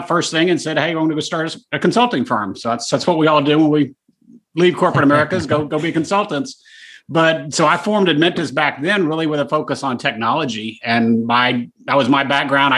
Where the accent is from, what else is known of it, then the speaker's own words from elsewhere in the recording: Dallas, Texas, United States; Born and raised, yeah, here forever